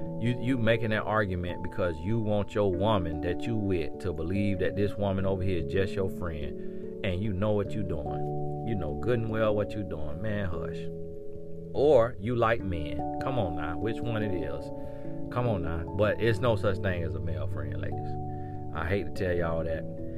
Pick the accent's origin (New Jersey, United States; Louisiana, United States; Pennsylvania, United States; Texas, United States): Texas, United States; El Paso; born there; So I was born in El Paso, Texas, because my dad was in the military.